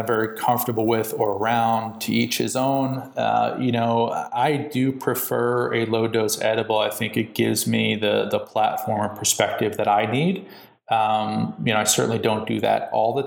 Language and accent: English; New York, United States; now in California, United States; I'm in California now, which is a very different mindset than where I'm from, you know, in New York. And I'm still a New Yorker. I always will be.